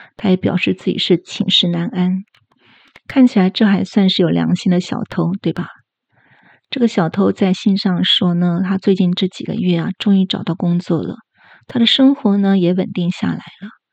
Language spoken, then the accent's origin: Chinese; Taiwan; 我这种，呃，在亚热带地区土生土长的人